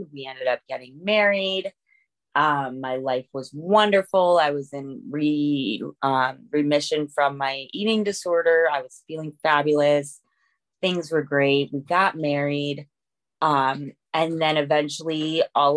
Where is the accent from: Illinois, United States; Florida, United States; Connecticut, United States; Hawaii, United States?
Connecticut, United States; moved away as an adult; also born or lived in Ohio; I grew up in Connecticut.